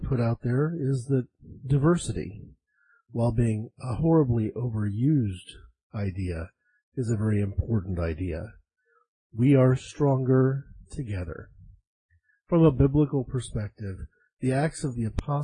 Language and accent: English; United States; I'm an American